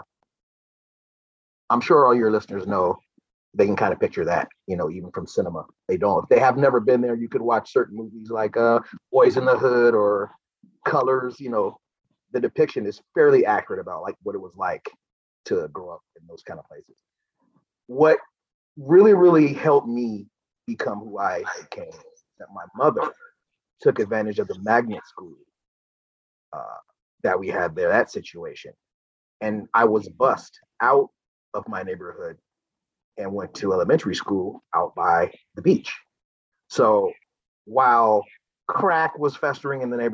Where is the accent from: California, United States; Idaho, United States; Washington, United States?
California, United States; San Diego; born in San Diego, California, 1974. My parents bought a home.